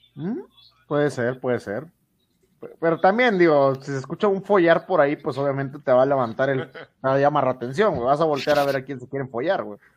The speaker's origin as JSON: {"language": "Spanish", "country": "Mexico", "said": "soy mexicano"}